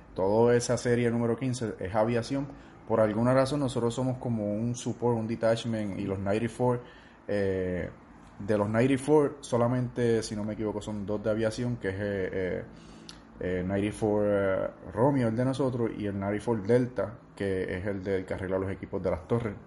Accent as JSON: {"language": "Spanish", "town": "Orocovis", "country": "Puerto Rico", "tie": "born or raised there", "said": "mayor parte de mi vida fue en Orocovis, donde, donde me crié y crecí."}